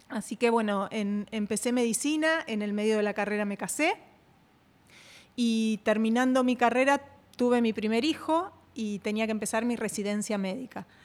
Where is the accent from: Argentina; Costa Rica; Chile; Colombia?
Argentina; Bueno, te cuento, yo soy argentina.